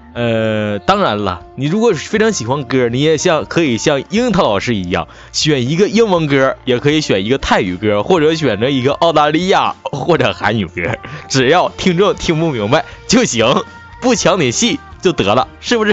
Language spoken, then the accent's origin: Chinese; near Shenyang, Liaoning, China; accent: Northeastern (Dongbei), no distinction of flat and retroflex sibilants; 我是东北人，尤其是辽宁这边的，呃，挨得沈阳，就是，所以说，说话呢，就是根本不分平翘舌